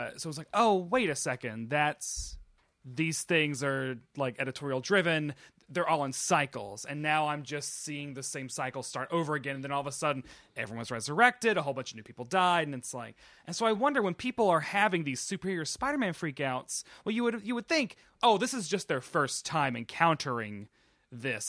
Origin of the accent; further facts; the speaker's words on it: Tennessee, United States; moved away as an adult; also born or lived in Nashville; now in New York, United States; I'm from Tennessee and I rarely left Tennessee.